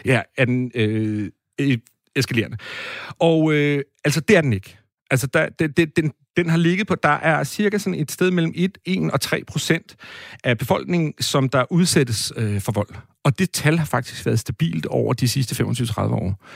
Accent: Næstved, Zealand, Denmark; moved away; also born or lived in Brabrand, Aarhus; jeg kommer fra Næstved

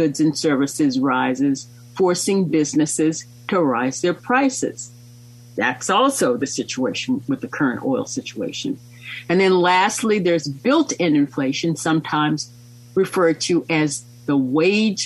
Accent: United States

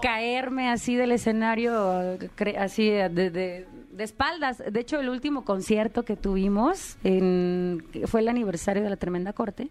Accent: Guadalajara, Jalisco, Mexico; also born or lived in Mexico City; de la Ciudad de México, pero crecí en Guadalajara

